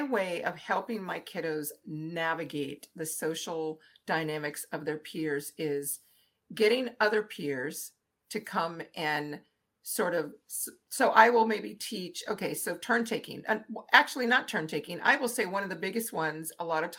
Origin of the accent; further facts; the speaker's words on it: New Orleans, Louisiana, United States; I grew up in New Orleans